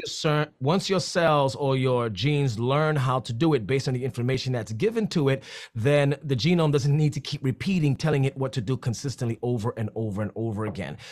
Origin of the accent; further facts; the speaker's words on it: New York City, New York, United States; I'm from the Bronx